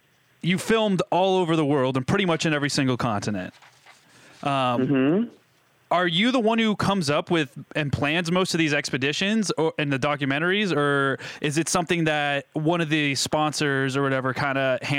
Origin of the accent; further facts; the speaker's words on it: New Hampshire, United States; We grew up in New Hampshire